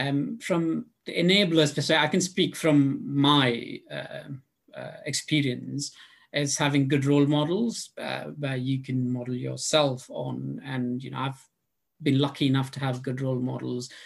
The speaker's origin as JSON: {"language": "English", "country": "India", "tie": "born or raised there", "moved": "as an adult", "lives_now": "London, United Kingdom", "said": "I grew up in India"}